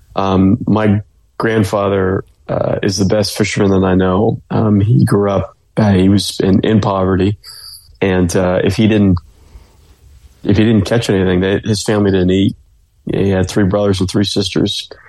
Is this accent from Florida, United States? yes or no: yes; Clearwater, Florida, United States; I'm from the Clearwater Largo area, so I grew up saltwater fishing a lot